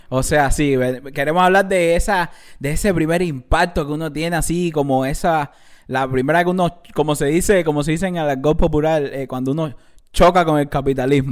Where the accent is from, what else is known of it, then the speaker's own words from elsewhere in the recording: Cuba; moved away; la primera vez que yo salí de Cuba fue a España